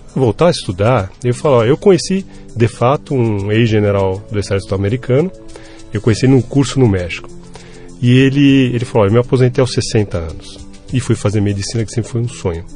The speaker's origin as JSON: {"language": "Portuguese", "country": "Brazil", "said": "eu sou um cidadão brasileiro que paga os impostos"}